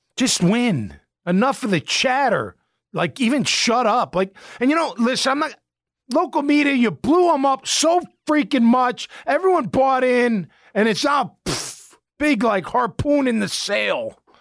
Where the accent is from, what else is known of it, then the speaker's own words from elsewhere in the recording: Chicago, Illinois, United States; moved away; I'm from Chicago